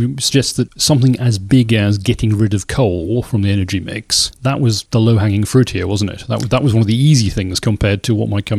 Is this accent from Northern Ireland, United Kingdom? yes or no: no; the Northeast, North East England, United Kingdom; I grew up in the Northeast. My various members of my family were miners.